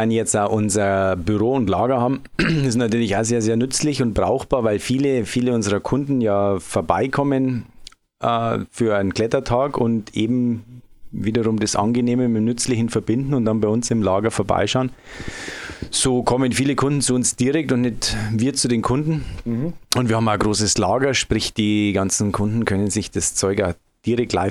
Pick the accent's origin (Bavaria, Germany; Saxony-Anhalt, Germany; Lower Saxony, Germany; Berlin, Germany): Bavaria, Germany; Also, wie man es an meiner Aussprache schon hört, ich komme nicht direkt aus dem Frankenjura. Ich komme eigentlich aus Oberbayern.